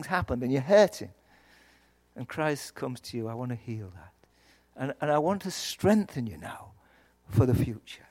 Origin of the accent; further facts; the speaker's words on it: Yorkshire and the Humber, United Kingdom; accent: Yorkshire; I hope you understood my accent. It's from Yorkshire.